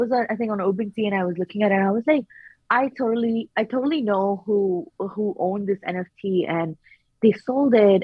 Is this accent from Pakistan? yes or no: yes; Pakistan; moved away; I'm originally from Pakistan